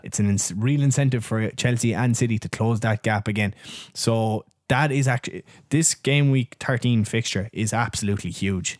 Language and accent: English; Ireland; we're Irish